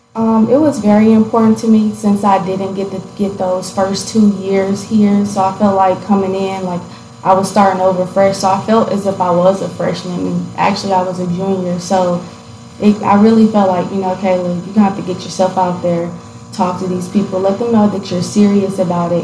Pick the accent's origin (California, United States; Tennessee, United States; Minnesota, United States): Tennessee, United States; Gallatin; also born or lived in Detroit, Michigan; so I'm from Gallatin, Tennessee. Um, I was born in Detroit, Michigan. Moved down to Gallatin when I was pretty young. And um, I stayed in Gallatin until I was about 12